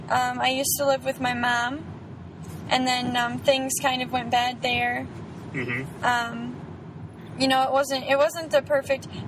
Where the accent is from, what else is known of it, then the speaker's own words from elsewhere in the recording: Florida, United States; born there; Um, well, I was born in Florida.